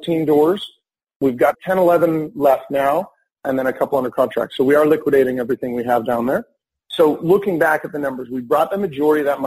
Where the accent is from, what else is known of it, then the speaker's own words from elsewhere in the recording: Winnipeg, Manitoba, Canada; moved away; also born or lived in West Coast of Canada; I'm from Winnipeg originally on the East Coast